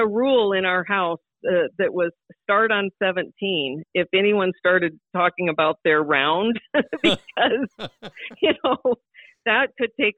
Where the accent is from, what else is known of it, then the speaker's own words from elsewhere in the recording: Sioux Falls, South Dakota, United States; growing up in South Dakota